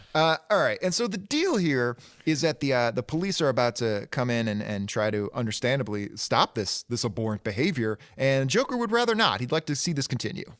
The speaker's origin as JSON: {"language": "English", "town": "Detroit", "region": "Michigan", "country": "United States", "tie": "born or raised there", "said": "I grew up in Detroit proper, in inner city Detroit"}